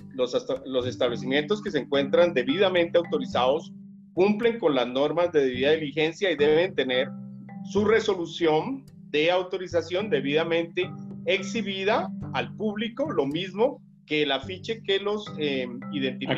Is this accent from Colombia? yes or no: yes; Tolima Grande, Colombia; de ese Tolima grande, del cual soy nativo